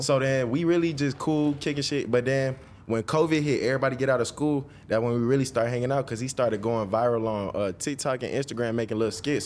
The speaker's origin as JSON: {"language": "English", "town": "Dallas", "region": "Georgia", "country": "United States", "tie": "born or raised there", "said": "I was born and raised in Georgia my whole life"}